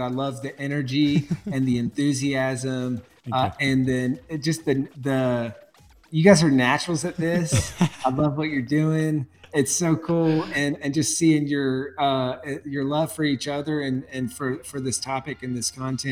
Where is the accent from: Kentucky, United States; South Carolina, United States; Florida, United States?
South Carolina, United States; now in Texas, United States; I grew up in South Carolina